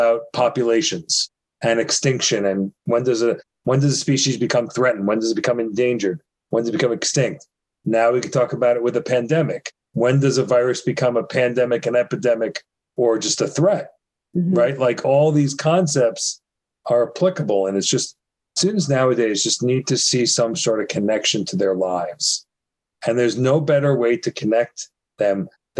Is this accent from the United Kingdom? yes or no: no; New York, United States; I'm from New York